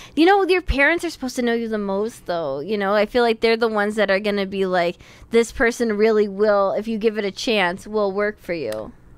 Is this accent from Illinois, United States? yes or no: yes; Chicago, Illinois, United States; a couple of schmucks from Chicago